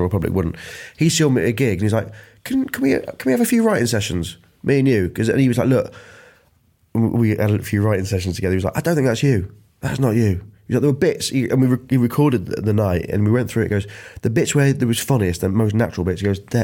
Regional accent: Grimsby, Yorkshire and the Humber, United Kingdom; I'm from Grimsby

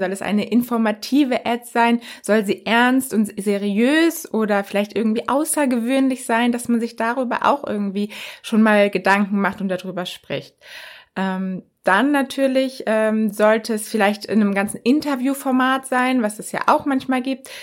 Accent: Germany; bei uns in Deutschland

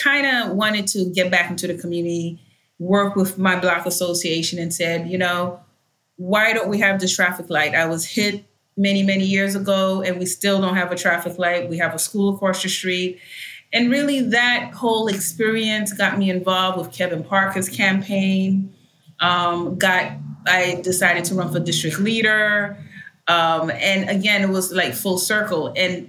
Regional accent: Haiti; first language Haitian Creole; English is a second language; And I started speaking my first tongue, which is Haitian Creole.

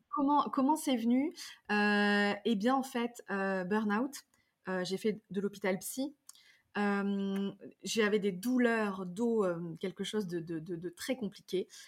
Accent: Drôme provençale, Auvergne-Rhône-Alpes, France; grandi dans la Drôme provençale, dans un vieux corps de ferme

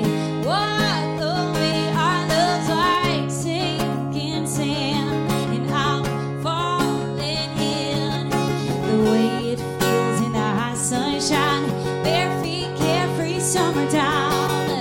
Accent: Dunedin, Florida, United States; also born or lived in Nashville, Tennessee; I grew up in Dunedin, Florida, outside of Tampa.

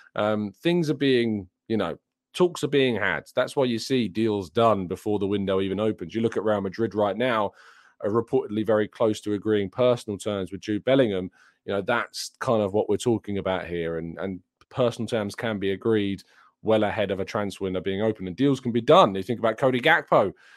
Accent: England, United Kingdom; I'm English myself

